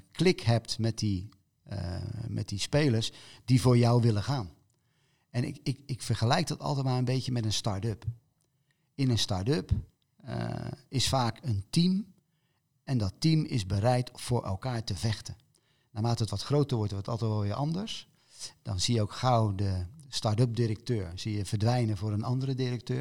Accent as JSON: {"language": "Dutch", "town": "Rotterdam", "region": "South Holland", "country": "Netherlands", "moved": "yes", "said": "ons als Rotterdammers"}